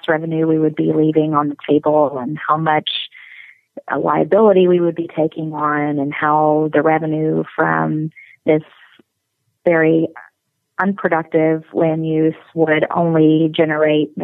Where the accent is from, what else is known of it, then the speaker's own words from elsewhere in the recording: Texas, United States; I am from Texas. So some of these things have been ingrained in me